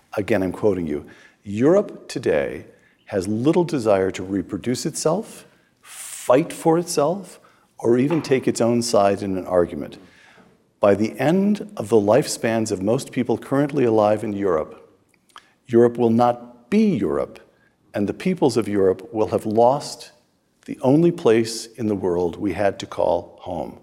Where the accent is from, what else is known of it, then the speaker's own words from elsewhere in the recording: United States; I'm speaking as an American